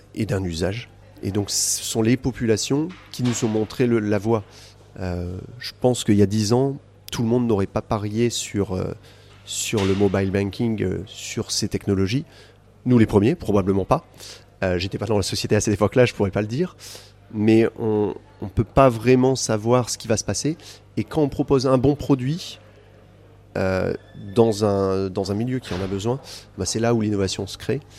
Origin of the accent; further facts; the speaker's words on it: France; now in Côte d'Ivoire; je suis français